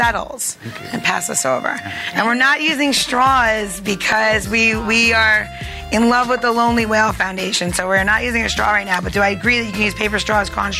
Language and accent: English; Long Island, New York, United States; accent: New York; moved away; I'm from Long Island.